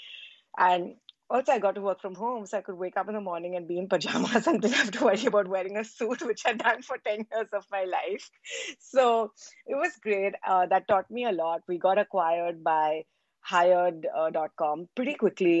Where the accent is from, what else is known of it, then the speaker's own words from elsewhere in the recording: India; born and raised in India.